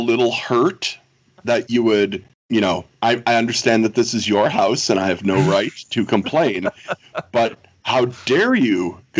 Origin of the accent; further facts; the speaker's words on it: Wisconsin, United States; my home state of Wisconsin.